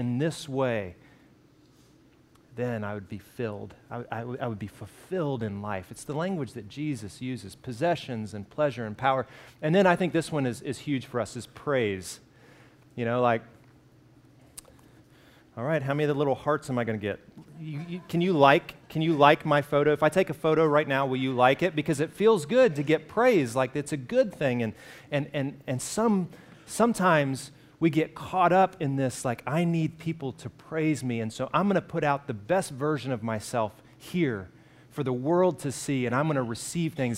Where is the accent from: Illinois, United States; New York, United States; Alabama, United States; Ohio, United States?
Alabama, United States; I grew up in Alabama